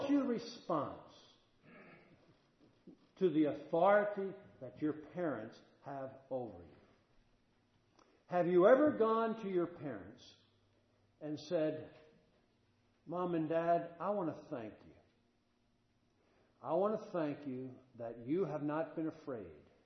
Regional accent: Statesboro, Georgia, United States; I'm from Statesboro

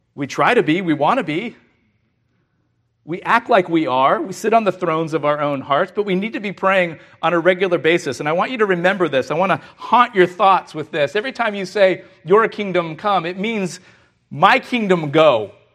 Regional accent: California, United States; We're from California

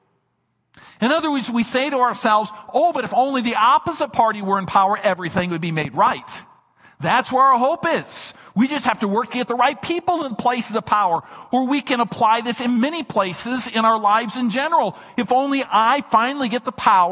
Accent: Minnesota, United States; my home state of Minnesota

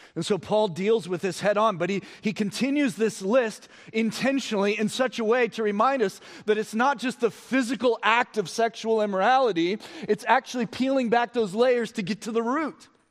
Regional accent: United States; We as Americans

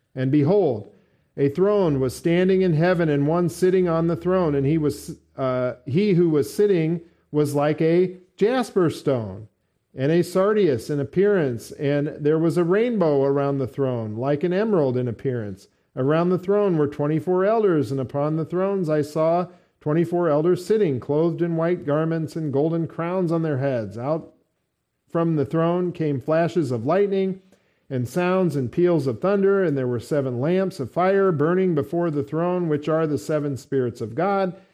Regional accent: United States; We're Americans here

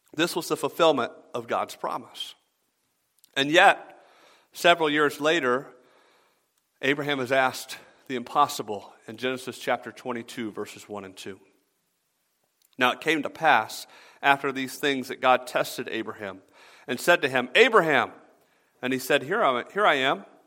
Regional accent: the South, United States; I'm from the South

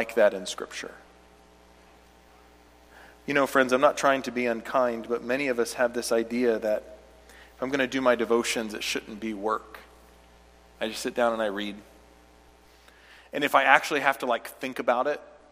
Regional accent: United States; I'm an American

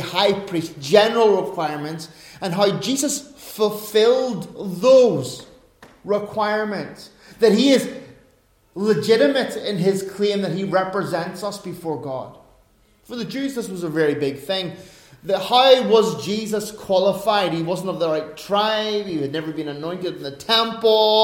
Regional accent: Northern Ireland, United Kingdom; As an Irishman, as a Northern Irishman, as a Northern Irish Protestant

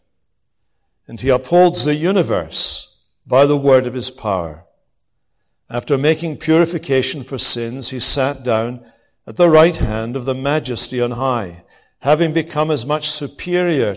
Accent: Scotland, United Kingdom; I'm from Scotland

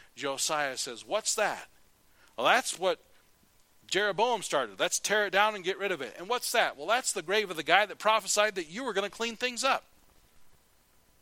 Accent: United States; I'm American

